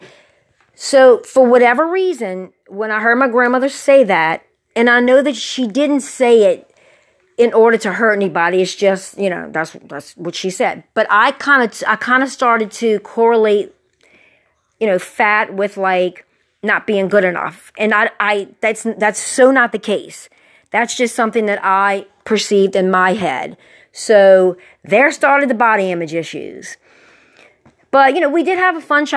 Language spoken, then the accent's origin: English; River Ridge, Louisiana, United States; we grew up in River Ridge